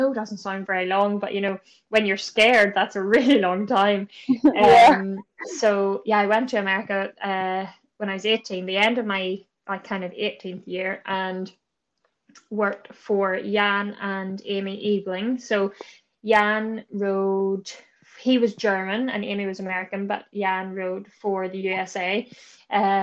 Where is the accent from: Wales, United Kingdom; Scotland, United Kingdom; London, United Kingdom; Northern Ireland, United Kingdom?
Northern Ireland, United Kingdom; Bangor; I'm just from Bangor, County Down.